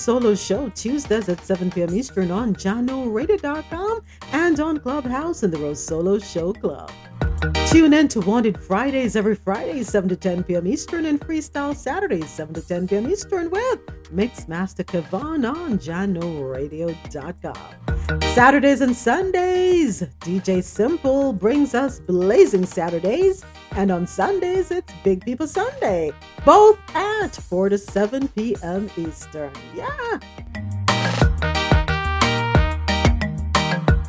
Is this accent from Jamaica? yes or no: yes; Jamaica; Growing up in Jamaica